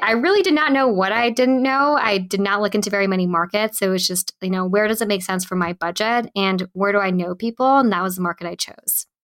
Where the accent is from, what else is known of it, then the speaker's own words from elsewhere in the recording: Bay Area, California, United States; Born and raised in the Bay Area. So I lived in a small town south of San Francisco